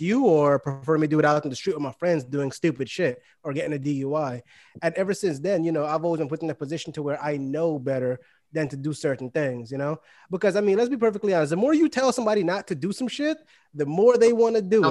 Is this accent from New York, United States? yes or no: yes; New York City, New York, United States; now in Florida, United States; I'm from Brooklyn, New York, uh, but I reside in Florida now